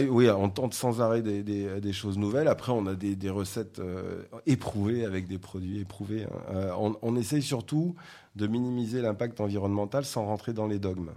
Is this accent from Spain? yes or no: no; south of France, France; moved away; je suis originaire du sud de la France